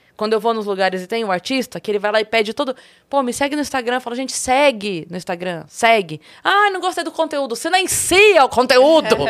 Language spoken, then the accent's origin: Portuguese; Sorocaba, São Paulo, Brazil; eu sou de Sorocaba